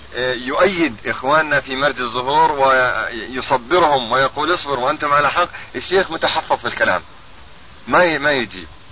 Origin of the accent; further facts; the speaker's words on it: Ramallah district, Ramallah and al-Bireh Governorate, Palestine; نحن من قضاء رام الله